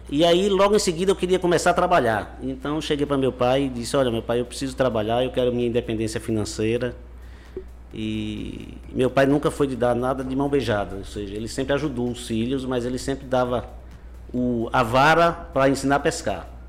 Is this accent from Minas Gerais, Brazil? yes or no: no; Conceição do Coité, Bahia, Brazil; os outros irmãos, eu, Zé, Na, Jaqueline, todos nós nascemos em Coité